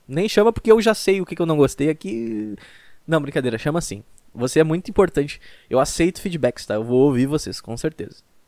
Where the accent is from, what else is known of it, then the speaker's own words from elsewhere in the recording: Rio Grande do Sul, Brazil; Eu sou do Rio Grande do Sul